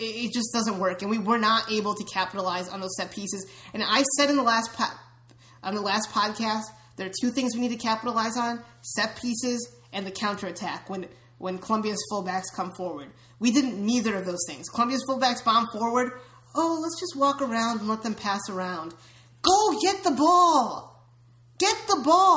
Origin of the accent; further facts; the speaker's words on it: United States; We're all American